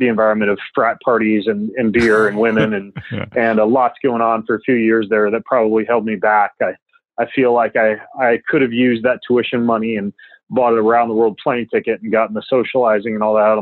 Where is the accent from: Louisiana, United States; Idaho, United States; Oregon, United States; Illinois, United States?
Idaho, United States; North; I grew up in North Idaho